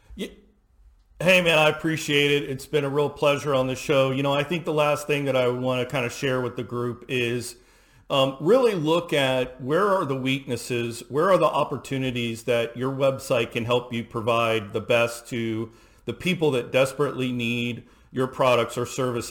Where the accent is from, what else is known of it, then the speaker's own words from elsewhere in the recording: Houston, Texas, United States; I grew up in Houston, Texas